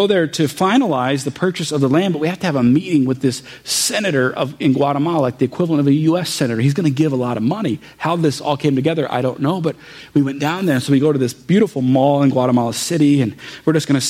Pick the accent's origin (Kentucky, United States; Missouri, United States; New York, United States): Missouri, United States; St. Louis; first language English; also born or lived in Jefferson County, Missouri; I was born in Jefferson County. I've grown up my whole life here in St. Louis area, Missouri